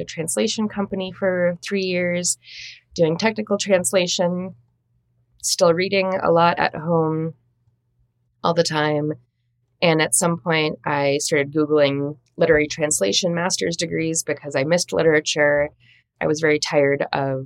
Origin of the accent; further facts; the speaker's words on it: Minnesota, United States; I grew up in Minnesota